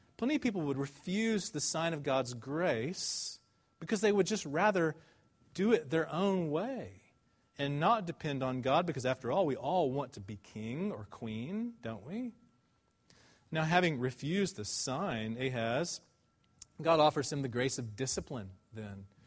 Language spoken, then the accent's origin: English; Dallas, Texas, United States; I'm from Dallas. I went to Highland Park High School